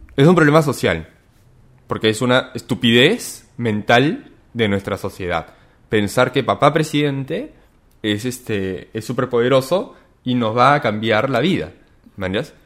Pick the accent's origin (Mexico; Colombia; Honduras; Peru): Peru